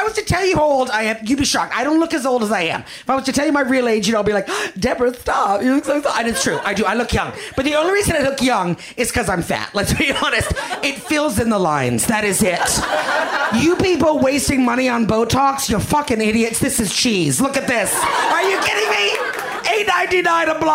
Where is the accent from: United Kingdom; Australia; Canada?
Canada; now in Los Angeles, United States; I'm Canadian